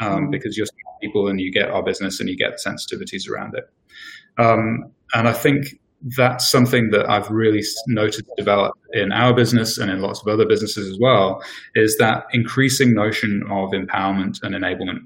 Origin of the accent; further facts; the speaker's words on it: England, United Kingdom; moved away as an adult; now in New Zealand; I'm English, I've been here for 11 years now nearly